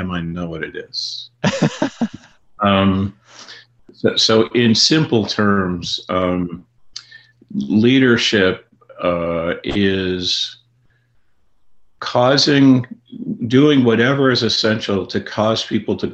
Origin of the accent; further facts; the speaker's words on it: Canada; now in United States; I grew up in Canada and live in the United States